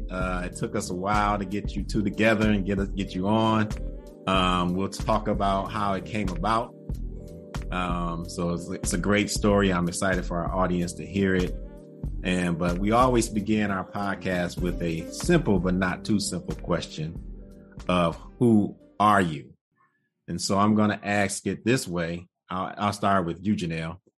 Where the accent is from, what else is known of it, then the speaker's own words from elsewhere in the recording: Detroit, Michigan, United States; born and raised in Detroit, Michigan. Never left.